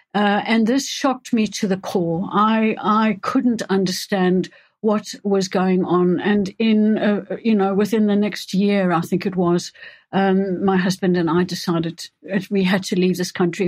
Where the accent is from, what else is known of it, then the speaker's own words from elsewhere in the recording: South Africa; moved away as an adult; also born or lived in Johannesburg / England; now in United Kingdom; I was born and grew up in South Africa